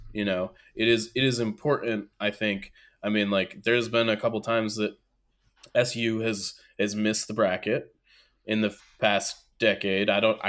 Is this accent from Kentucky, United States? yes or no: no; Syracuse, New York, United States; Look, man, I'm from Syracuse.